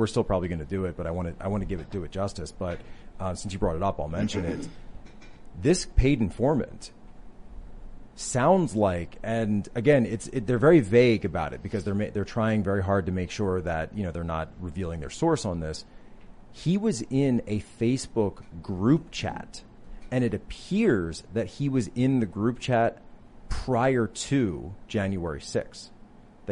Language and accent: English; Philadelphia, Pennsylvania, United States; moved away; I'm from the Philadelphia area originally